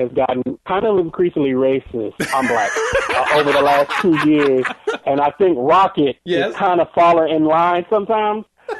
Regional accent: Detroit, Michigan, United States; now in Chicago, United States; I'm originally from Detroit.

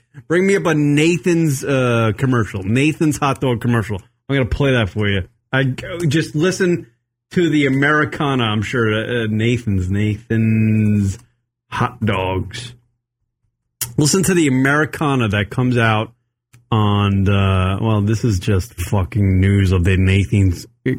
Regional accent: Long Island, New York, United States; being a Long Island

